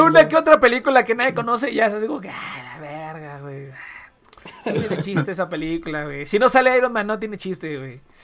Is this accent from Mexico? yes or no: yes; Mexico